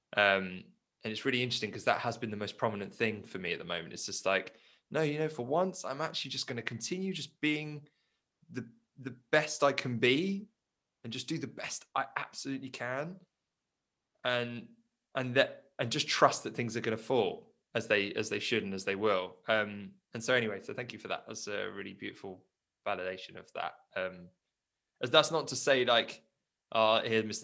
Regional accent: Surrey, South East England, United Kingdom; also born or lived in South Africa; I grew up in basically Surrey. I just haven't been able to leave it, um, just hit the corners of, of, Surrey. But I was born in South Africa

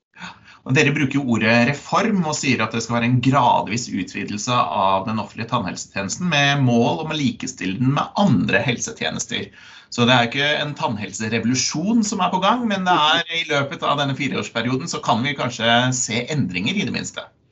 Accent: Norway

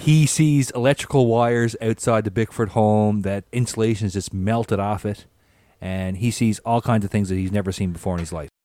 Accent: Newfoundland and Labrador, Canada; growing up in Newfoundland, you know, in the eighties

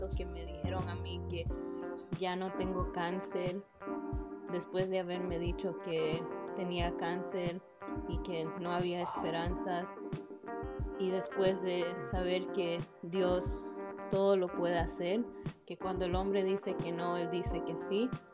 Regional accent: Toronto, Ontario, Canada; soy de Toronto, Canadá nací y crecí aquí con padres que son de Ecuador

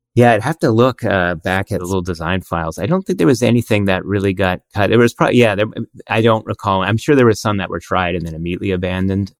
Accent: Canada; We're Canadian.

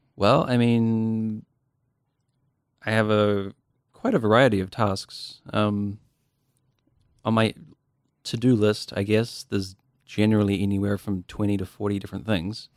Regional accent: Dunedin, Otago, New Zealand; born and raised in Dunedin

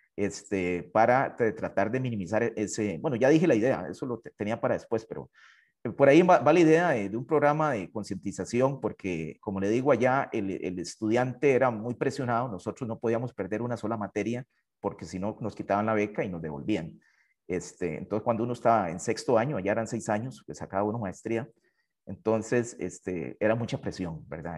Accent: Hatillo, San José, Costa Rica; yo soy de Atillo, ah, originario de una familia muy humilde

